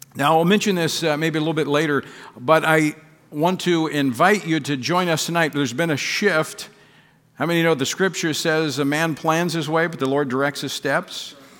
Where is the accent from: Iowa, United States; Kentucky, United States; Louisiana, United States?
Louisiana, United States; my home state of Louisiana, Monroe, Louisiana